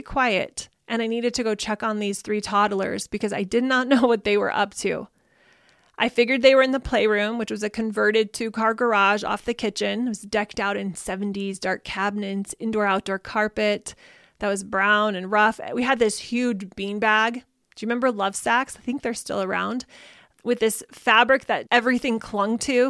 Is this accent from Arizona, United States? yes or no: yes; Arizona, United States; I grew up in Arizona where we get a couple of inches of rain every year